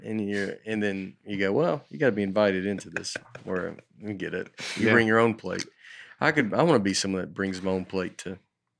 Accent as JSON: {"language": "English", "region": "Oklahoma", "country": "United States", "tie": "born or raised there", "said": "I grew up in Oklahoma. My best friend's family owned a health food restaurant that was not far from where Garth and Trisha lived."}